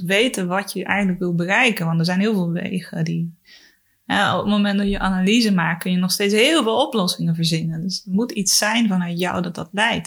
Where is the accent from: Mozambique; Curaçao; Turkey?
Mozambique; moved away; also born or lived in Chile; ik ben opgegroeid in Mozambique, in Afrika.